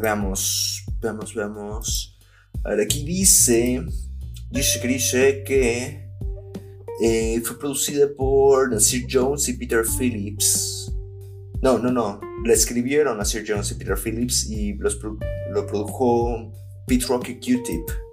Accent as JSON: {"language": "Spanish", "country": "Mexico", "said": "como mexicanos"}